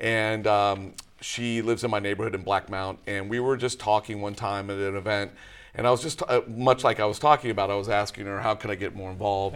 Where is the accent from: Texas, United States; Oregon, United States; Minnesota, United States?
Texas, United States; Dallas; moved away as an adult; now in Boston, United States; I grew up in Texas. Uh, when I was younger, you know, my parents moved to Texas when I was really little, and I, um, I lived and grew up in the Dallas area